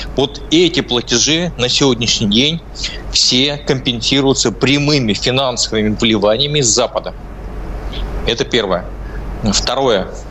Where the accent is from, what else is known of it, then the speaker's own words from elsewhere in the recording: Izhevsk, Udmurtia, Russia; also born or lived in Tatar; я родился в Ижевске